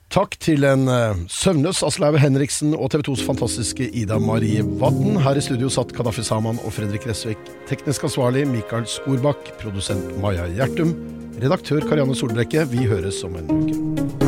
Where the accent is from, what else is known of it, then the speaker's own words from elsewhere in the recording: Norway; Jeg er jo nordmann